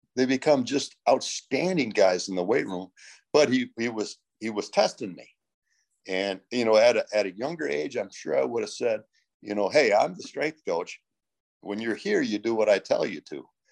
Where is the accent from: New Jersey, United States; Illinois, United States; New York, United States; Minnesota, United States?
Minnesota, United States; moved away; I'm originally from Minnesota